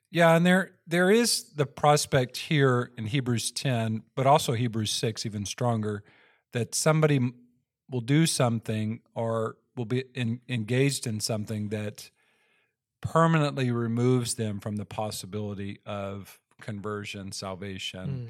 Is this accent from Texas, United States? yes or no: yes; Texas, United States; I grew up in Texas